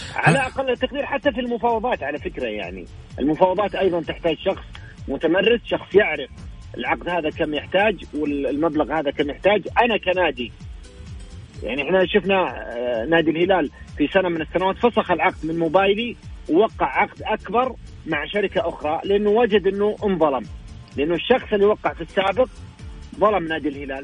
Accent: Saudi Arabia; عندنا في السعودية

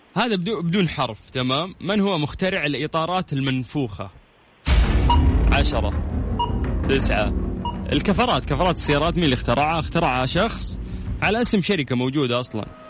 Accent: Saudi Arabia; عندنا في السعوديه

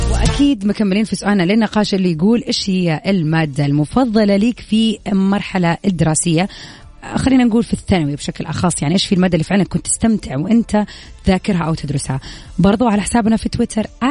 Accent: Saudi Arabia; عندنا في السعوديه

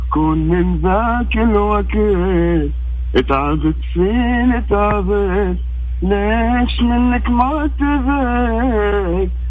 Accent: Mecca, Makkah Province, Saudi Arabia; من مكه

